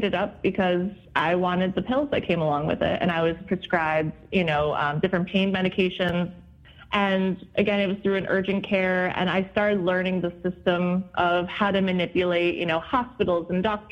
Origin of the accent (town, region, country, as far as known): New Jersey, United States; born or raised there; moved away as an adult; also born or lived in Boston, Massachusetts